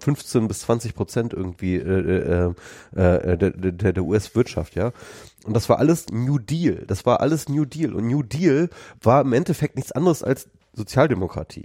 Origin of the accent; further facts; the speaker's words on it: Lower Saxony, Germany; bei uns in Niedersachsen